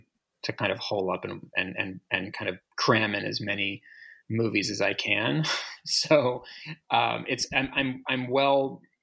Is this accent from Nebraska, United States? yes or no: no; Massachusetts, United States; I grew up in Massachusetts in the 80s and the 90s.